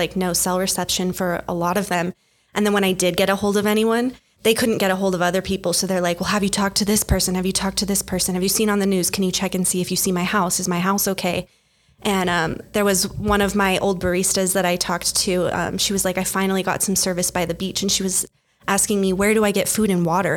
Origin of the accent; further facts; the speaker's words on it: Albuquerque, New Mexico, United States; also born or lived in Lahaina, Hawaii; I grew up in Albuquerque